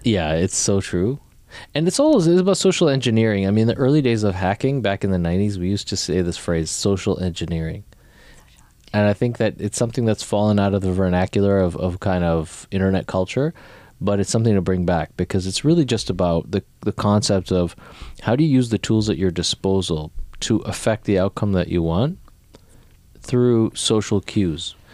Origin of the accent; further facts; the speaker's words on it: Canada; moved away as an adult; also born or lived in New York; like me, like born in Canada